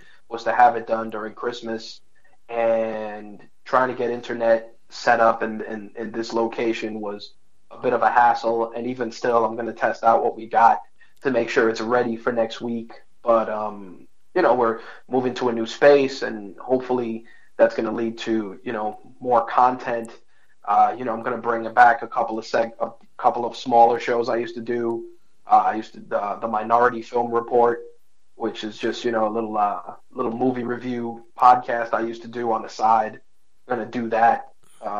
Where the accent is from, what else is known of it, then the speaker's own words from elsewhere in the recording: New York City, New York, United States; Growing up in the Bronx